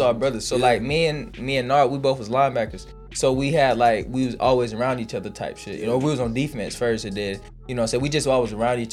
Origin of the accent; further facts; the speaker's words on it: Fulton County, Georgia, United States; I was born on Cleveland, raised on Washington Road, moved on, lived on Gobbie, lived on Old Nat, lived in Camelot.